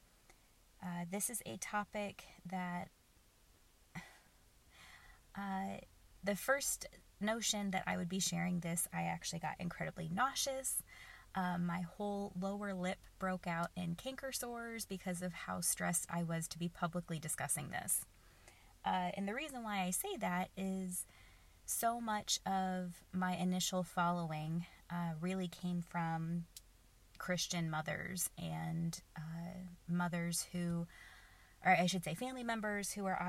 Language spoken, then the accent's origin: English; Oklahoma, United States; I grew up in the Bible Belt of the United States. I grew up in Oklahoma.